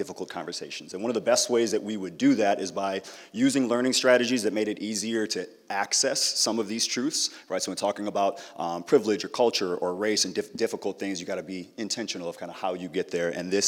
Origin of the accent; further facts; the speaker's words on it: Apple Valley, Minnesota, United States; I grew up in Apple Valley, and it looked a lot different growing up than it does now.